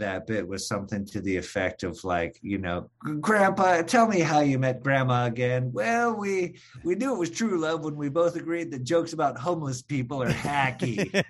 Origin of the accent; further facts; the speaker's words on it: Michigan, United States; Well, I'm originally from Michigan.